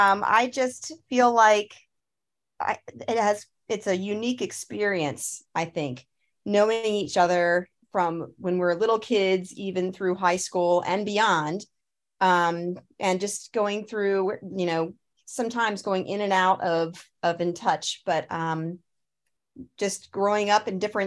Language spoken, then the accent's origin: English; Pittsburgh, Pennsylvania, United States; I'm from the Pittsburgh area. I've lived in five states, however, crazily enough.